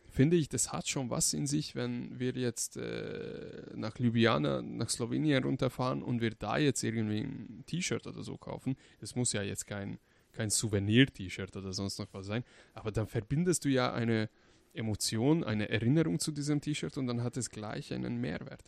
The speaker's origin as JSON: {"language": "German", "country": "Hungary", "moved": "yes", "lives_now": "Germany", "said": "ich komme zum Beispiel aus Ungarn. Wenn ich nach Ungarn fahre mit dem Auto, 900 Kilometer, um meine Familie zu besuchen"}